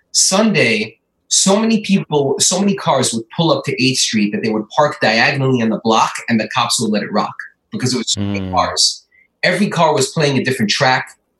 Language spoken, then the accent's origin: English; New York City, New York, United States; also born or lived in Great Neck; I grew up in Queens, went to school by my house in Jamaica, like in starting fourth grade.